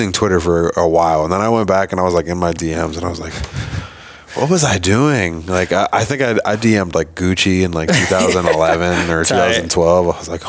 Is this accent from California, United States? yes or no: no; Iowa, United States; from Iowa.